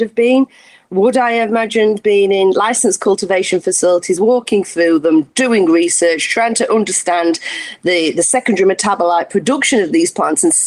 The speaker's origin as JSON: {"language": "English", "town": "Sheffield", "region": "Yorkshire and the Humber", "country": "United Kingdom", "said": "I'm from Sheffield."}